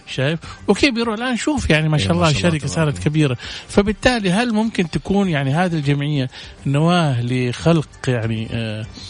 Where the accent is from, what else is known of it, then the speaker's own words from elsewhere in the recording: Saudi Arabia; عندنا في السعوديه